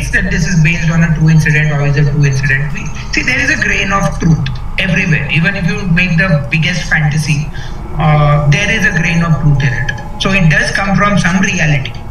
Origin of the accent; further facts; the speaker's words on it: Karnataka, India; Uh, I told you I come from Karnataka, so I know that it happens. It happens very close to where I come from.